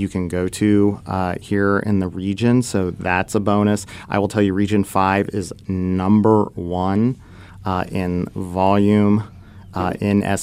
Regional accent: Dayton, Ohio, United States; my hometown of Dayton, Ohio

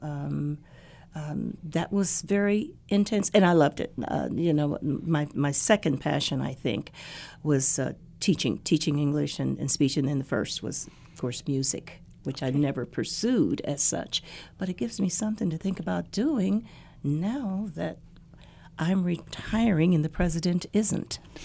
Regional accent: Dayton, Ohio, United States; Dayton, Ohio is uh, is my hometown

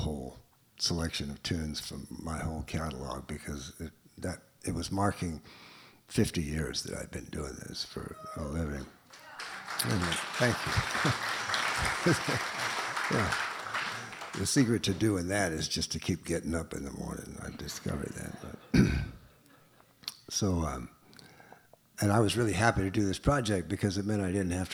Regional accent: New Orleans, Louisiana, United States; moved away; I grew up in New Orleans

